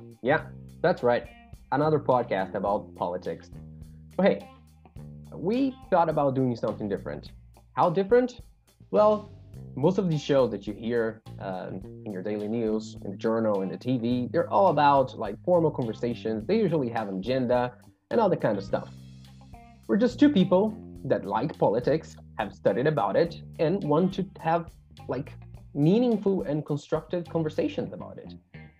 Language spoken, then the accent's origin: English; São Paulo, Brazil; I come from São Paulo, Brazil.